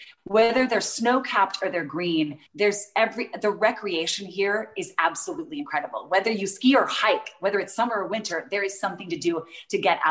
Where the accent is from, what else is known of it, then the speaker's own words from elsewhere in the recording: Utah, United States; I grew up in Utah